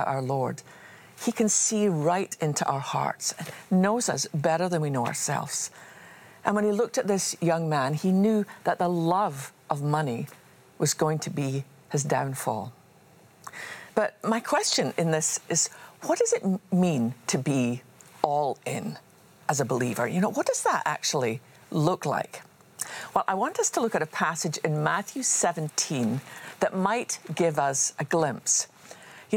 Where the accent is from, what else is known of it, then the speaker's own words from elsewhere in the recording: Scotland, United Kingdom; I was just a wee girl growing up in Scotland.